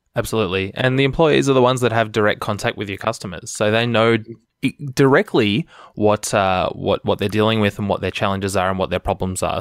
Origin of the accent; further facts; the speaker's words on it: Melbourne, Victoria, Australia; my hometown, Melbourne, Australia.